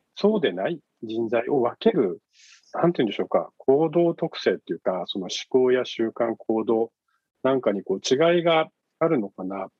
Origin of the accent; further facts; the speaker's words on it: Yame, Fukuoka, Japan; now in Fukuoka, Japan; 福岡県、生まれは、あの、8つの女と書いて、やめっていうですね、はいえー、 お 茶が、お茶で有名なところ なんですけれども、はい、ねは い、あの、そこで生まれ育ちました